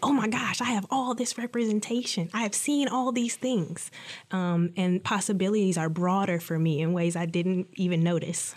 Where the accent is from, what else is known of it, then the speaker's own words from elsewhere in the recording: Detroit, Michigan, United States; I'm from Detroit